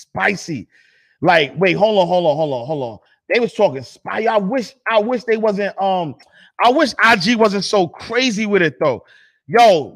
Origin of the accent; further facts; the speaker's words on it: New York City, New York, United States; I'm from Harlem